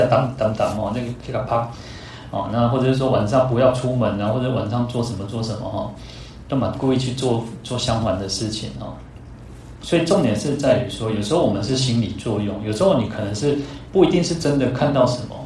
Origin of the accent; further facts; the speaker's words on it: Taiwan; 我们台湾人